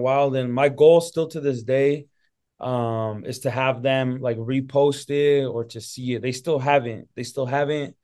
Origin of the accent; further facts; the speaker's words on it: Salt Lake City, Utah, United States; I was born and raised in Utah. Yeah, Salt Lake City